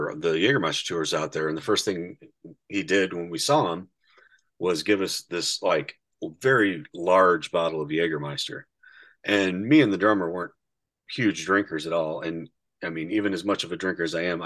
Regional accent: Indiana, United States; we're from Indiana

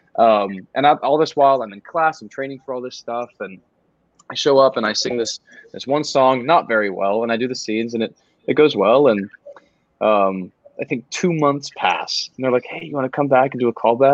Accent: College Station, Texas, United States; College Station, which is my hometown

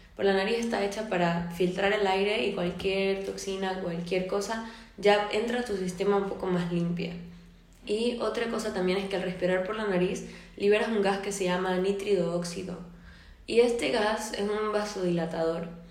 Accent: Venezuela; moved away as an adult; now in Spain; yo soy de Venezuela, vivo en España desde hace tres años

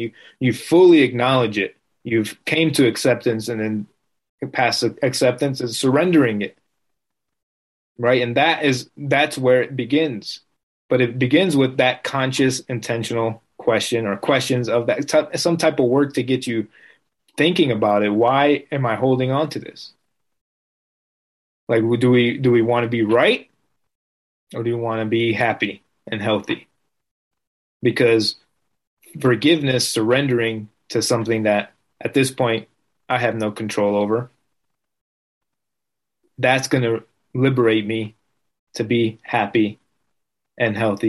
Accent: Las Vegas, Nevada, United States; born there; also born or lived in New Jersey; I was born in Vegas, but I was living in New Jersey, which I wasn't really fond of.

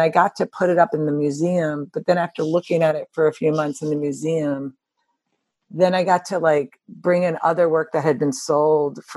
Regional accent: United States; moved away as an adult; also born or lived in Chicago / Cranbrook; I grew up around New York

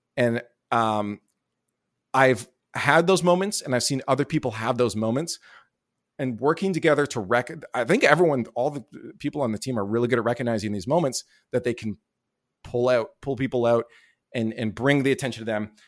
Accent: Canada; I didn't have a visa to the work in the U S 'cause I'm Canadian

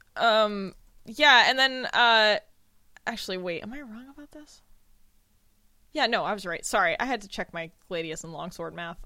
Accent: United States; I'm American

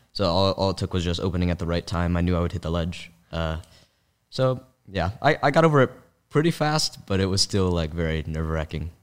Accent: San Francisco, California, United States; also born or lived in Palo Alto area; when I was growing up in San Francisco

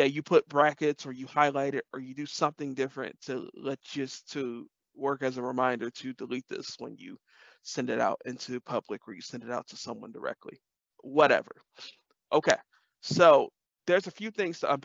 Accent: Detroit, Michigan, United States; I'm from Detroit

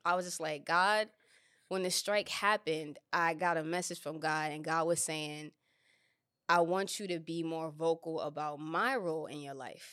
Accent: New York City, New York, United States; moved away as an adult; now in Los Angeles, United States; New York is everything to me. It's my my hometown

